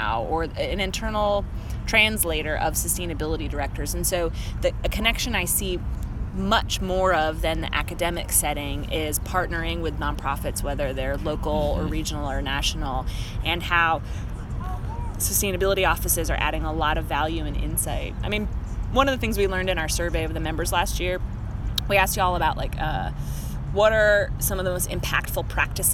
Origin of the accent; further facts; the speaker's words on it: Asheville, North Carolina, United States; I'm from Asheville